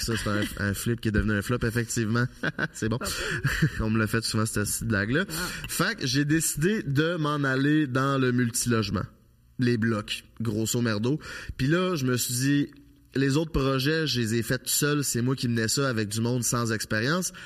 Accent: Charny, Quebec, Canada; moved away as an adult; Je viens de Charny, une petite ville en banlieue de Québec. J'ai vécu là toute ma vie jusqu'à l'âge de 25 ans.

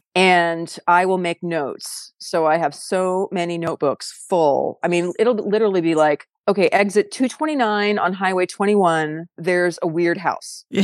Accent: San Diego, California, United States; also born or lived in South Dakota / Los Angeles; I was born on a farm in South Dakota, and then my parents and I moved to LA when I was one. So, I didn't grow up on a farm. I grew up in San Diego

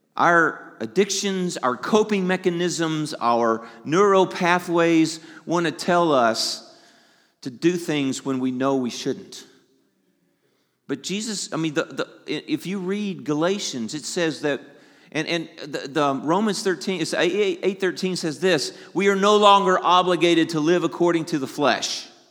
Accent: the South, United States; I'm from the South.

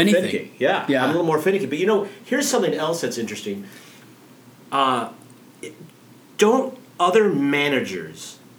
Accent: Omaha, Nebraska, United States; I'm from Omaha.

